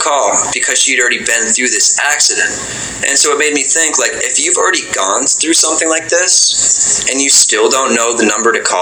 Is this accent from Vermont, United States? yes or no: yes; Vermont, United States; I grew up in Vermont for the most part, which is a really small state.